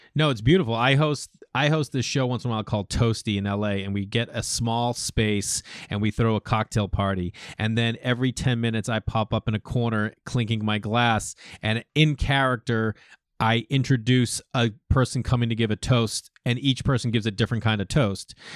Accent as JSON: {"language": "English", "region": "Massachusetts", "country": "United States", "tie": "born or raised there", "also_born_or_lived": "New York", "moved": "as an adult", "said": "growing up in Massachusetts"}